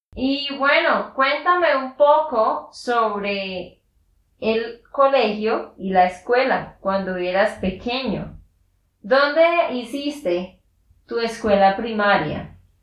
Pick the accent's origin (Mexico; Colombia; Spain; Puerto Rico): Colombia; Santander; de Santander, Colombia